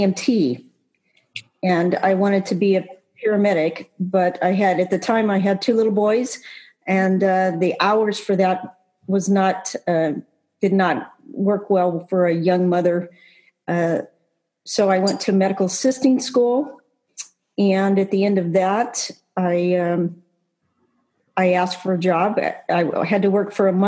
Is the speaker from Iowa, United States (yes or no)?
no; California, United States; also born or lived in Texas; I was born in Texas, and we moved out to California when I was about 5 or 6